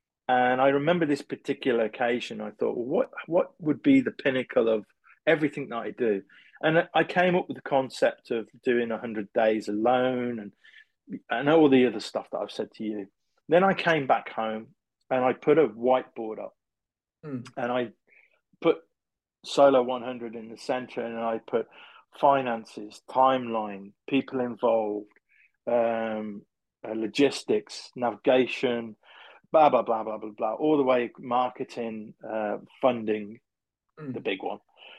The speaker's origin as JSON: {"language": "English", "region": "England", "country": "United Kingdom", "said": "being English"}